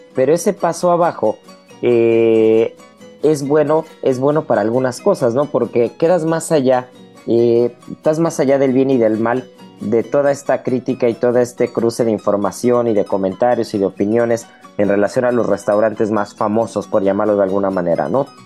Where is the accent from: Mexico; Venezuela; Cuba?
Mexico; como mexicano y como cocinero